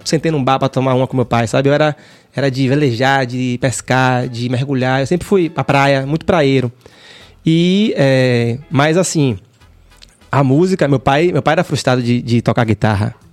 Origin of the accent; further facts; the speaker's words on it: Salvador, Bahia, Brazil; Eu nasci ali no Jardim Apipema. Hum. Ali perto de Shopping Barra